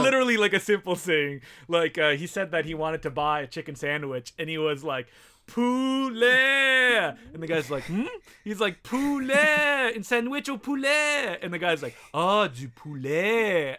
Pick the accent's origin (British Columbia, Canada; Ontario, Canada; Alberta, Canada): Ontario, Canada; Ottawa; first language French; English is a second language; moved away as an adult; now in Toronto, Canada; I grew up in Ottawa, the nation's capital, and also a small French town called Castleman